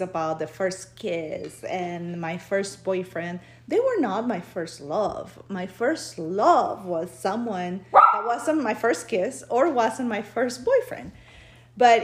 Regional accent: Peru; now in United States; I was born in Peru, but I've been living in the U.S. since 1998.

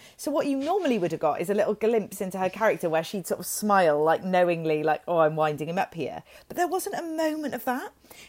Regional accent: Welsh, Wales, United Kingdom; I am Welsh

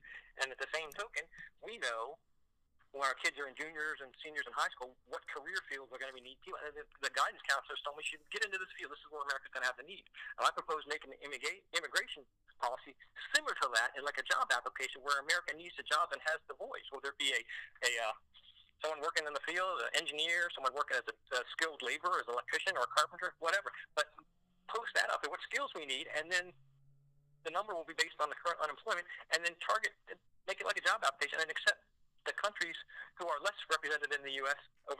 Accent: Baltimore, Maryland, United States; I came from Maryland, in Baltimore

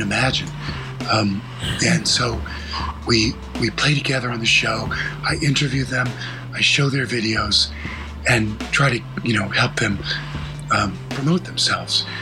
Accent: New Jersey, United States; moved away as an adult; also born or lived in Vermont; been growing up in New Jersey, um, near New York

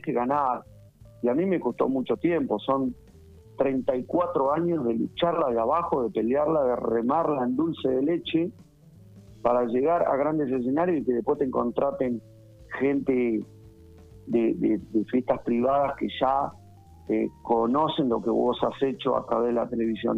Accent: Pigüé, Buenos Aires Province, Argentina; Nacido y criado en Pigüé

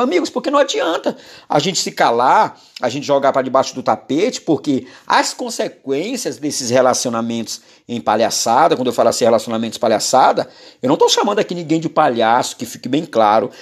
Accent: Maranhão, Brazil; eu sou maranhense

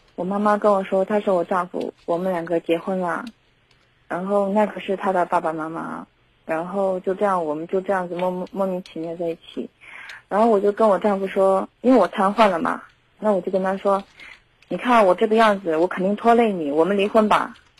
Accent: Zhengzhou, Henan, China; 我们家郑州的

